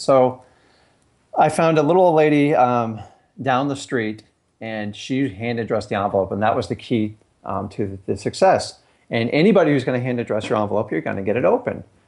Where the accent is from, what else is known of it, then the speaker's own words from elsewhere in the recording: Fort Lauderdale, Florida, United States; also born or lived in Stuart, Florida; I grew up down in Fort Lauderdale